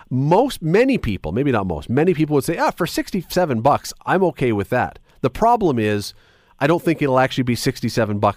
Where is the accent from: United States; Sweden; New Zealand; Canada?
Canada; it was two weeks of the greatest weeks of being a Canadian.